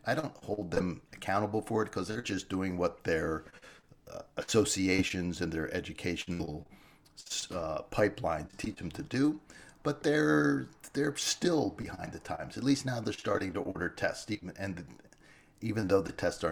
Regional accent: Washington, District of Columbia, United States; I was a city boy. I grew up in Washington, D.C.

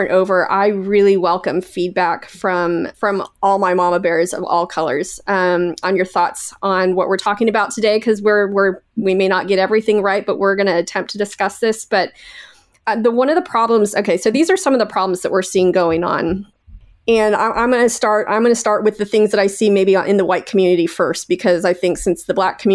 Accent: Canada; I'm Canadian, eh?

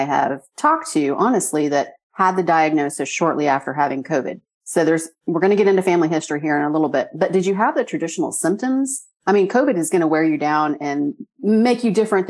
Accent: Oklahoma, United States; accent: twang; Being from Oklahoma, I have a twang every once in a while

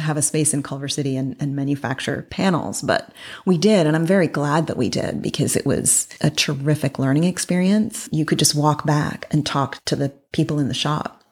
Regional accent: Toronto, Ontario, Canada; moved away as an adult; also born or lived in Berkeley / New York / Paris; I grew up in Toronto

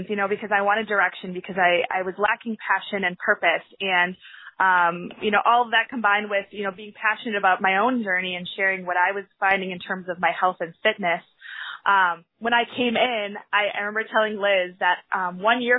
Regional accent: Sheboygan, Wisconsin, United States; I'm from Sheboygan, Wisconsin

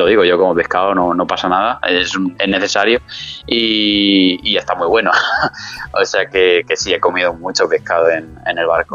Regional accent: San Miguel de Salinas, Valencian Community, Spain; moved away as an adult; also born or lived in Murcia / England; now in Madrid, Spain; hasta el año pasado yo estaba viviendo en, mi pueblo, en San Miguel de Salinas

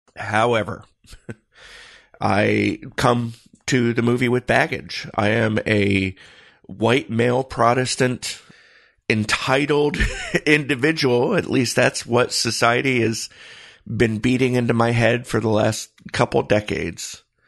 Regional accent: Michigan, United States; growing up in Michigan, uh, as a teenager

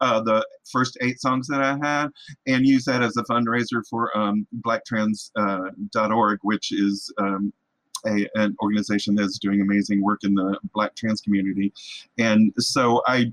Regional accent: Muscle Shoals, Alabama, United States; moved away; growing up in Muscle Shoals, I was very aware of who I was

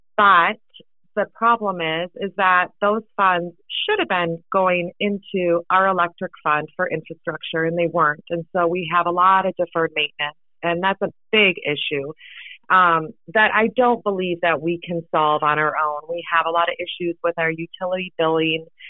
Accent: Midwest, United States; moved away as an adult; also born or lived in Anchorage, Alaska; now in Seward, United States; I was born in Anchorage uh, back in the 70s, and then I grew up in the Midwest.

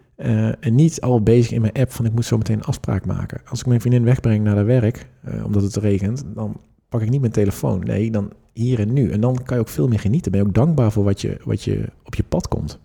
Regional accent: Netherlands; in mijn oog als Nederlanders

